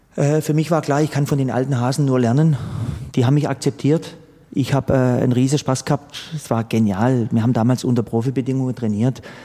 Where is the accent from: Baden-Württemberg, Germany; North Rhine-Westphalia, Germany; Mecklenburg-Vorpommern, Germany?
Baden-Württemberg, Germany; Sternenfels; moved away as an adult; also born or lived in Pforzheim / Heilbronn; Angefangen hat alles in meinem Wohnort Sternenfels. Mhm das war so der Enzkreis, Kreis Pforzheim. Da bin ich aufgewachsen